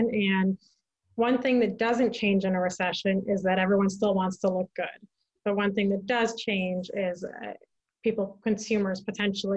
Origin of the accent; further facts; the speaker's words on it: San Francisco, California, United States; moved away; also born or lived in Santa Barbara; I grew up in San Francisco. That's where I'm from originally